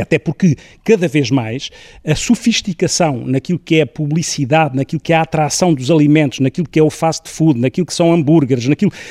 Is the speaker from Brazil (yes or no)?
no; Ribatejo, Portugal; sou ribatejano